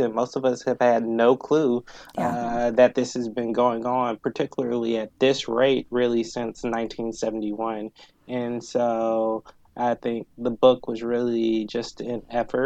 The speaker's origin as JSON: {"language": "English", "town": "Atlanta", "region": "Georgia", "country": "United States", "tie": "born or raised there", "also_born_or_lived": "Appalachian region / Oakland, California", "moved": "as an adult", "lives_now": "Chicago, United States", "said": "I was born and raised in the Metro Atlanta area and stayed there through undergrad"}